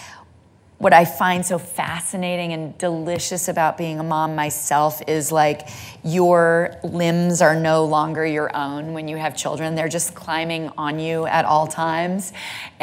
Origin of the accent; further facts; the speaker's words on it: Santa Monica, California, United States; I'm from Santa Monica, California.